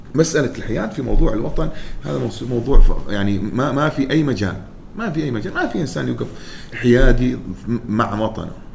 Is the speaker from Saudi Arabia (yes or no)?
no; Oman; انا كعماني